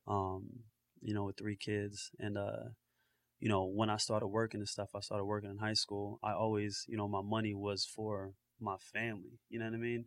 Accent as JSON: {"language": "English", "region": "New Jersey", "country": "United States", "tie": "born or raised there", "also_born_or_lived": "Florida", "said": "definitely like a North Jersey cat"}